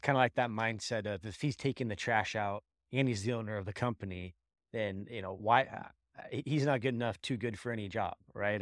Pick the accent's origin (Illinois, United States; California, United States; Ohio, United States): California, United States; Bay Area; I'm from the Bay Area too in the cannabis industry